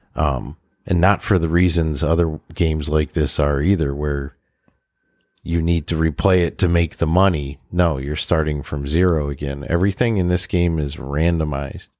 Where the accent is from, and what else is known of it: Western Massachusetts, United States